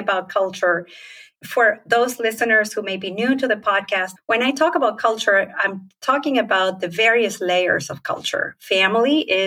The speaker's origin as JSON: {"language": "English", "country": "Argentina", "tie": "born or raised there", "moved": "as an adult", "lives_now": "United States", "said": "I grew up in Argentina."}